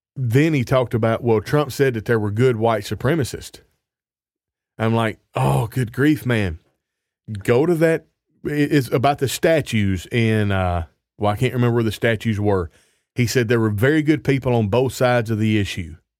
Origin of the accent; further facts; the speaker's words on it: United States; moved away as an adult; now in Canada; I'm from the States, and I'm a Christian